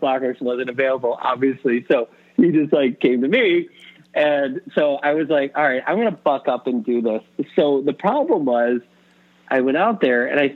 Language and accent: English; Buffalo, New York, United States; also born or lived in California; now in Chicago, United States; I grew up in Buffalo. I ended up out in California for years. You know, now I moved my kids out to Chicago